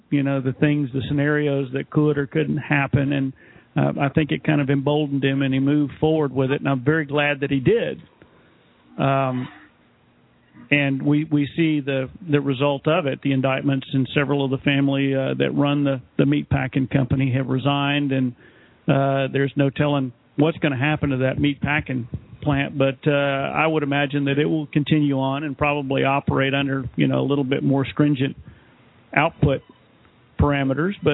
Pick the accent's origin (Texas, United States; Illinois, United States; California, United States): Texas, United States; it happened in my home state of Texas.